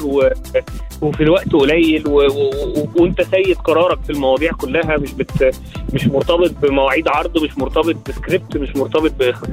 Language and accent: Arabic; Port Said, Port Said Governorate, Egypt; born or raised there; moved away as an adult; also born or lived in France; now in Cairo, Egypt